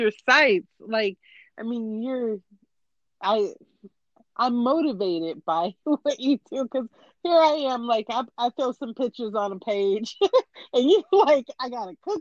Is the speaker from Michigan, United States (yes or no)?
no; California, United States; I'm from California